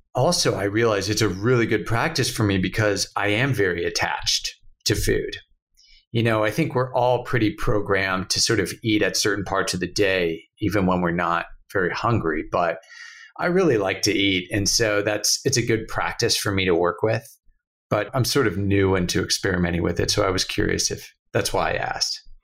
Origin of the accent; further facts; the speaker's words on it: United States; moved away; an American who lives abroad